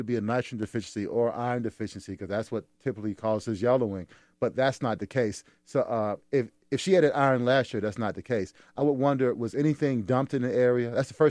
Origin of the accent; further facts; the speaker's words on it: South Carolina, United States; I'm from South Carolina